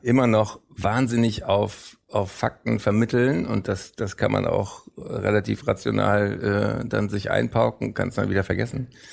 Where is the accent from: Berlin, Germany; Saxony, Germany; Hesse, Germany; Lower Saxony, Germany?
Berlin, Germany; also born or lived in Frankfurt / London; ich bin in Frankfurt nur geboren. Ich bin da rechtzeitig vor dem Spracherwerb weg, sage ich immer gerne. ich ähm, dann in Berlin auch aufgewachsen bin und bis heute lebe.